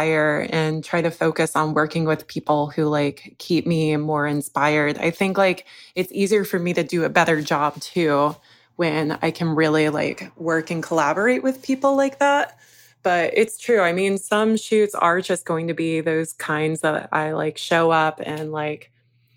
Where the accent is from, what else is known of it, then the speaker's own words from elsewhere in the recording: Georgia, United States; moved away; I was raised in Georgia